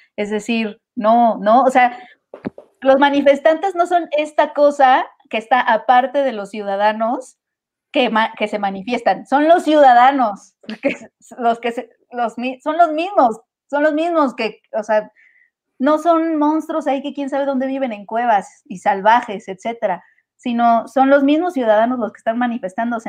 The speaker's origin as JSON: {"language": "Spanish", "country": "Mexico", "said": "como mexicanos"}